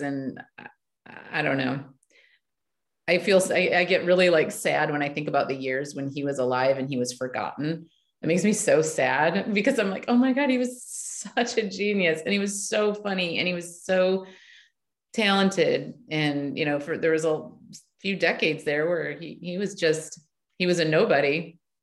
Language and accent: English; Michigan, United States; I grew up in Michigan